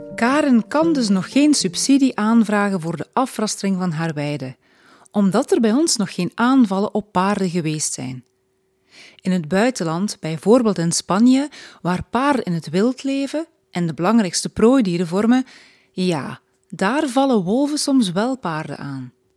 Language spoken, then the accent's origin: Dutch; Flanders, Belgium; also born or lived in Stekene, East Flanders (lives nearby); bij ons in Vlaanderen